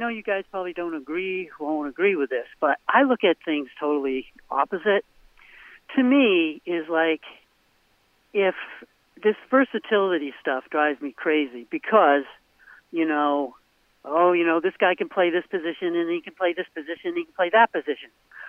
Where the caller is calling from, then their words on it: Portland, Maine, United States; Hey, it's … Portland, Maine.